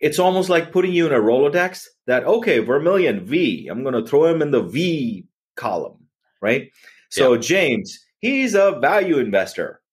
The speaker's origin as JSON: {"language": "English", "country": "India", "tie": "born or raised there", "moved": "yes", "lives_now": "United States", "said": "growing up in India"}